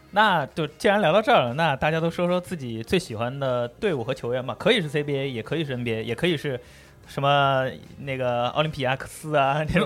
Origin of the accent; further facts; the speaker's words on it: Jiangsu, China; 当时我们老家那个市里好像还是江苏